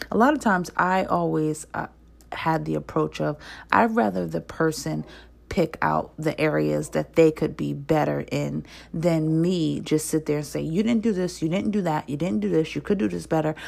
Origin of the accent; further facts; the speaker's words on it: New Jersey, United States; accent: northern; I'm from New Jersey. I do have a slight accent when it comes to saying certain words